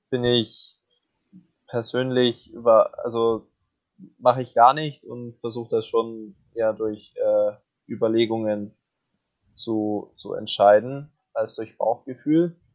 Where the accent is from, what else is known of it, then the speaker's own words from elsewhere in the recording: Augsburg, Bavaria, Germany; born there; Ich bin ja gebürtiger Augsburger